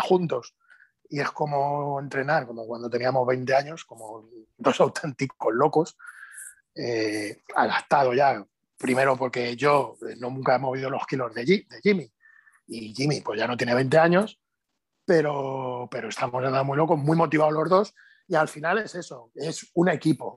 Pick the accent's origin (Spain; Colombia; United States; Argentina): Spain; soy el único español que ha competido en cuatro categorías de pesos